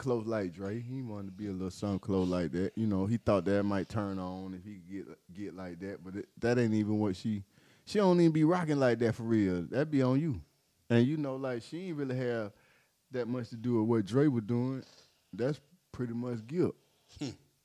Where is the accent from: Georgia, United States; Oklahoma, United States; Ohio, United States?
Georgia, United States; Atlanta; We from Atlanta